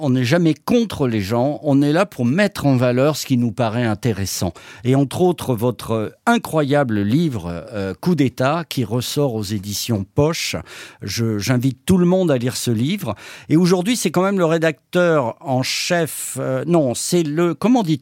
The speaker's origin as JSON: {"language": "French", "country": "France", "said": "c'est vrai que nous sommes, nous sommes des Français, mais quand même"}